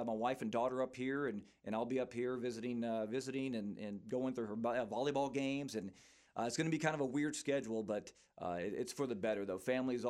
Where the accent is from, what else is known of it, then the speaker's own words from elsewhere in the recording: Port Neches, Texas, United States; moved away as an adult; now in Central Texas, United States; Going back home. So I'm from Port Neches in the Beaumont area. So I'm heading to Beaumont.